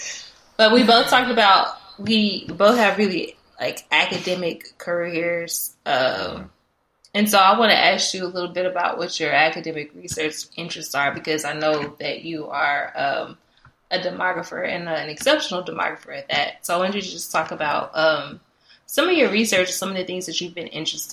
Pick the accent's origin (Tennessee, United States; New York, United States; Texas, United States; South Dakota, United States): Texas, United States; Dallas; I grew up in Oak Cliff, Texas